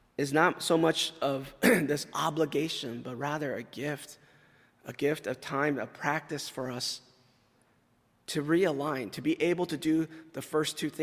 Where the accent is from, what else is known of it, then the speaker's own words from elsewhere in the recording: California, United States; moved away; I grew up in California